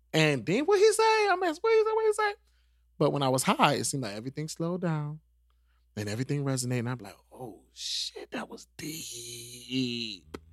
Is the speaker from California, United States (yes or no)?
no; New York, United States; moved away; I'm from New York.